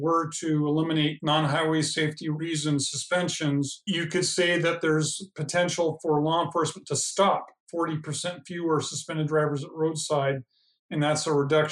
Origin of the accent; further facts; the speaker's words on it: Washington, United States; my home state of Washington